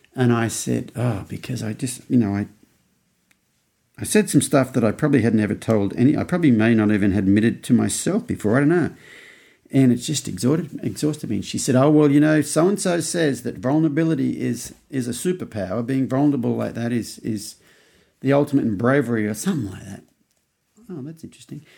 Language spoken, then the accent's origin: English; Australia; now in United States; as an Australian in America